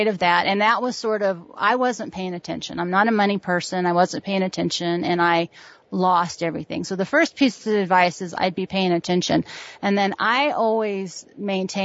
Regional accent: California, United States; moved away; I'm, you know, from the city, and I'm from California

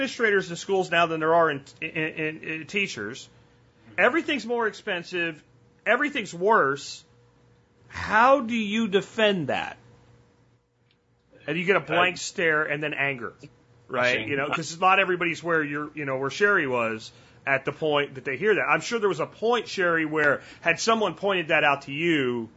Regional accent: Pennsylvania, United States; the small town I grew up in Pennsylvania

